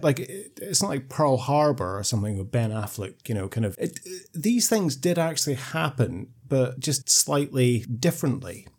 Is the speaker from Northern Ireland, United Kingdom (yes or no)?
no; Scotland, United Kingdom; I'm talking as a Scot